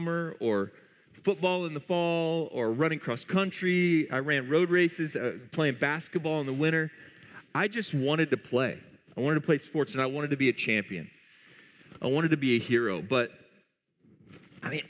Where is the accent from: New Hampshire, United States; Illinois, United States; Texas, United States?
Illinois, United States; Eureka; I grew up in Eureka, Illinois, about 5,000 people in that town.